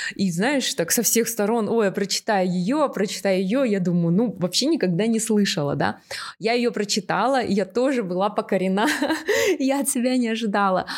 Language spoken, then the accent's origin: Russian; Aktobe, Aktobe Region, Kazakhstan; Я сама из Актобе, и я была школьницей